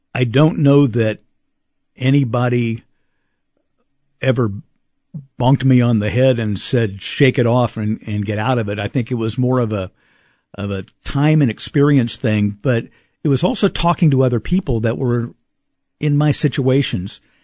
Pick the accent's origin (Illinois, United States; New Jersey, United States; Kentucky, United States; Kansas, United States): Kansas, United States; Kansas City; growing up in the Kansas City, Kansas schools